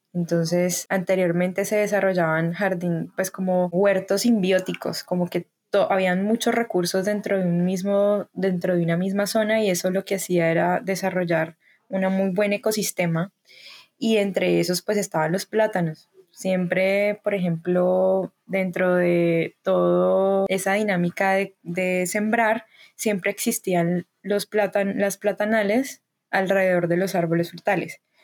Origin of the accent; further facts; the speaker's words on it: Cali, Valle del Cauca, Colombia; nací en Cali, soy artista caleña